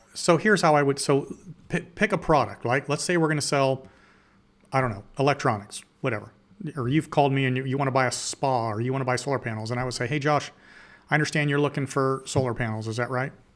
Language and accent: English; Canal Winchester, Ohio, United States; I'm from Columbus, Ohio. I grew up in a little farm town in Columbus called Kanawha